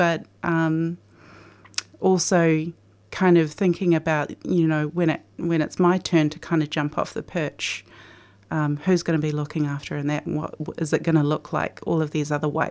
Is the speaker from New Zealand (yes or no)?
yes; New Zealand; moved away as an adult; now in Australia; I grew up in New Zealand